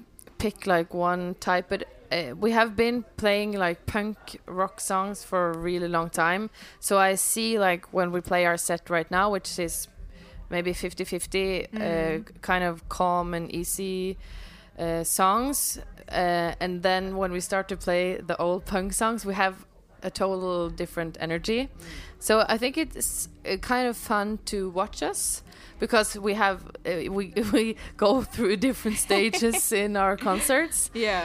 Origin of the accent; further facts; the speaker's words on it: Norway; first language Norwegian; English is a second language; It's not our language, so we just figured out that we write better in Norwegian